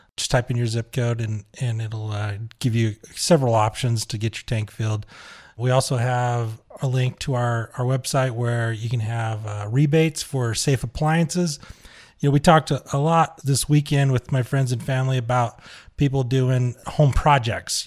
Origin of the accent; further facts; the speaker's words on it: Huntsville, Utah, United States; my hometown, Huntsville, Utah